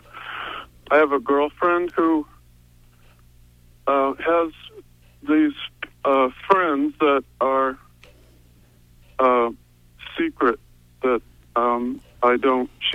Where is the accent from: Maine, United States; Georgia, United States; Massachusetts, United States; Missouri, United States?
Maine, United States; Montville; from Montville